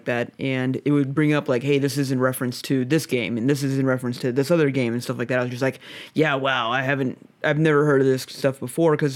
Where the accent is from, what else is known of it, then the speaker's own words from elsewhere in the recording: United States; being American and not growing up on this jazz